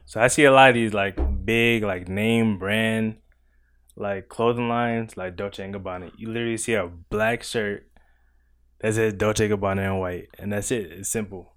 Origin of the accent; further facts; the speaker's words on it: New York City, New York, United States; moved away as an adult; now in Virginia, United States; I'm from Crown Heights, Brooklyn, New York